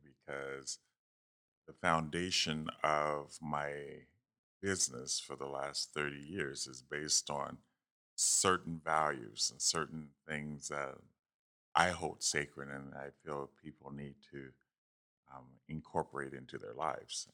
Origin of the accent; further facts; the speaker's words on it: Youngstown, Ohio, United States; moved away as an adult; also born or lived in Texas; I'm from Youngstown, Ohio. Um, went to Cardinal Mooney High School there and, um, grew up on the south side of, of Youngstown